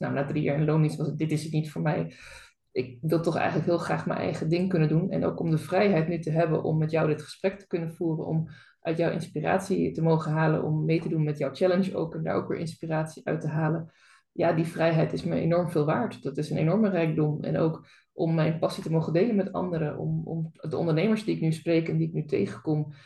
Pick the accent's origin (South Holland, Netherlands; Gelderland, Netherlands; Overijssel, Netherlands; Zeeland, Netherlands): Zeeland, Netherlands; ik ben ook Zeeuwse